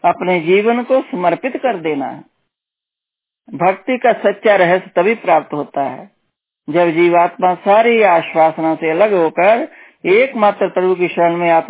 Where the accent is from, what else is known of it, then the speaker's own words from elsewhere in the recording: Punjab, India; तो हम हम लोग पंजाबी लोग तो पूरा हम लोगों को मतलब हम लोग तो गुरु नानक जी को मानते हैं